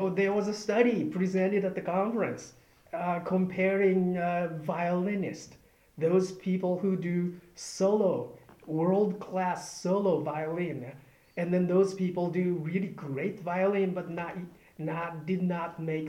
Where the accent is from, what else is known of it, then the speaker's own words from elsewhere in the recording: Japan; moved away; I'm from Japan, and then, you know, Buddhist tradition